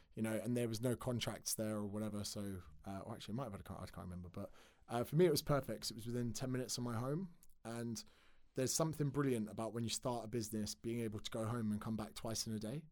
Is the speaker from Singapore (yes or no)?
no; Windsor, South East England, United Kingdom; moved away as an adult; also born or lived in Surrey / Australia; grew up in Berkshire